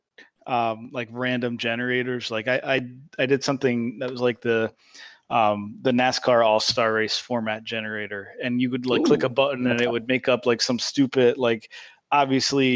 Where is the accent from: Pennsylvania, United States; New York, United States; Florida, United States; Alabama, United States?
Pennsylvania, United States; Allentown; I'm from Allentown, Pennsylvania, so like an hour or so away from Pocono Raceway.